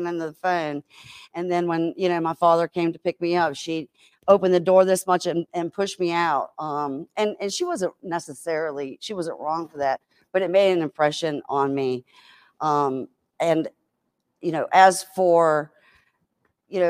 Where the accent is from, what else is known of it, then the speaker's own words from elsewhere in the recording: Richmond, Virginia, United States; also born or lived in Chesterfield, Virginia; I'm a Richmonder